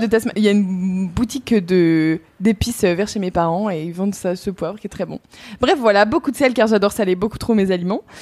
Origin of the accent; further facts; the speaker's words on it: Burgundy, Bourgogne-Franche-Comté, France; on vient de Bourgogne euh, dans ma famille, mon père vient de Franche-Comté